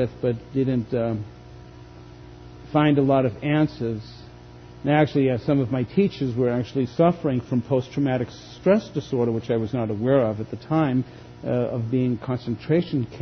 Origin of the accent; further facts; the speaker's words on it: Boston, Massachusetts, United States; moved away; Growing up outside of Boston in the late 50s, early 60s